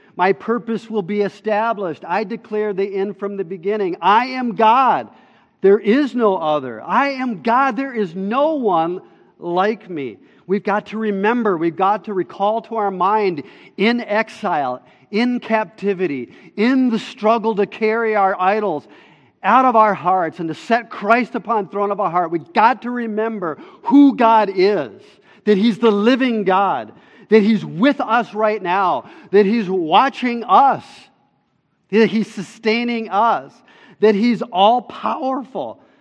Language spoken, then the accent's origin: English; Minnesota, United States; we're also Minnesotan